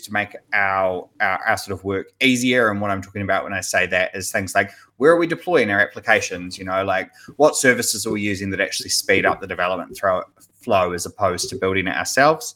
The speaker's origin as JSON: {"language": "English", "country": "New Zealand", "said": "I am a developer from New Zealand"}